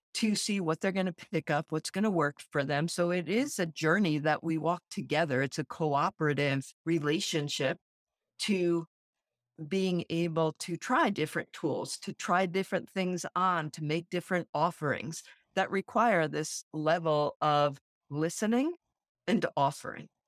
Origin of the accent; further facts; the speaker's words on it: Central New Jersey, United States; also born or lived in Brooklyn, New York; I grew up in New Jersey